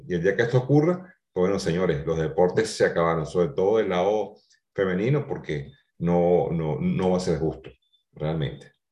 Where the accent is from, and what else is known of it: Venezuela